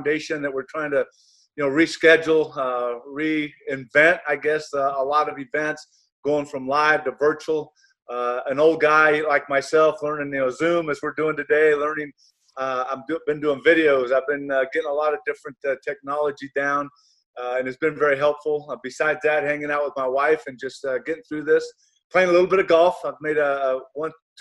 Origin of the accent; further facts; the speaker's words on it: Ontario, California, United States; moved away as an adult; also born or lived in Cincinnati; I grew up in Ontario, California, about 40 miles east